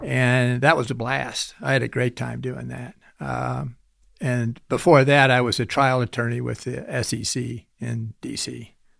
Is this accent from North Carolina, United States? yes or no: no; Sandhills, Nebraska, United States; also born or lived in Lincoln, Nebraska; I grew up in the Sandhills, which is north central Nebraska